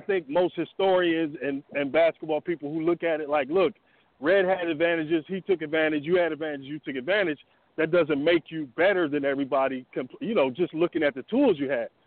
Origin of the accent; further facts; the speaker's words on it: Illinois, United States; I grew up in Illinois